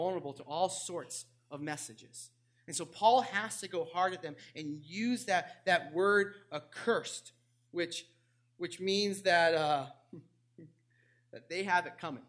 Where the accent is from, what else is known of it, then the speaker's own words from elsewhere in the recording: New England, United States; I grew up in New England, so I'm a big Red Sox fan